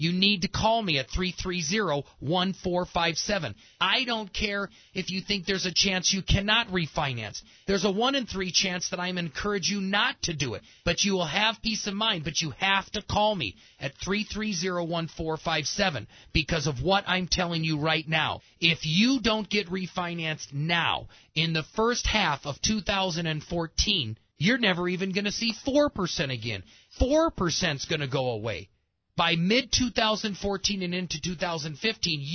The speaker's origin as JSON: {"language": "English", "region": "Midwest", "country": "United States", "tie": "born or raised there", "moved": "yes", "lives_now": "Colorado Springs, United States", "said": "I grew up in the Midwest"}